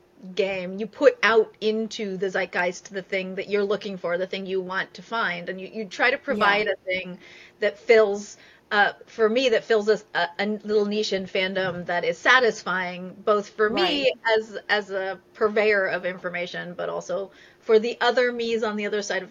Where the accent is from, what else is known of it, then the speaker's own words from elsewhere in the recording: Northern California, United States; I'm from Northern California